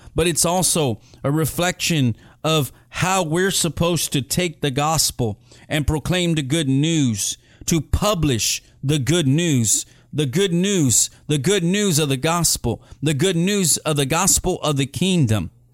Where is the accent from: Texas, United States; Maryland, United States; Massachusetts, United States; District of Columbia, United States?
Texas, United States; Edinburg; That's where I'm from. I'm from Edinburgh, Texas